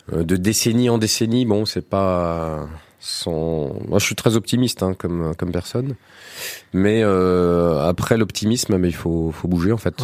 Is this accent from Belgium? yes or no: no; Alençon, Normandy, France; moi je suis d'Alençon